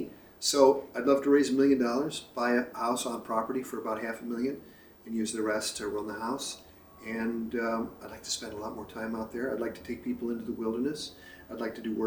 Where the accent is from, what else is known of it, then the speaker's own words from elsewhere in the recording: Chicago, Illinois, United States; moved away as an adult; now in Cascadia, United States; I've lived here since 1988. I grew up in Chicago.